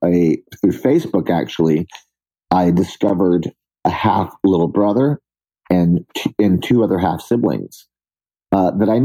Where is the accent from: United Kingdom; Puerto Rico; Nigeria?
Puerto Rico; San Juan; moved away as an adult; also born or lived in New York / Boston; I stayed there and I grew up in Puerto Rico.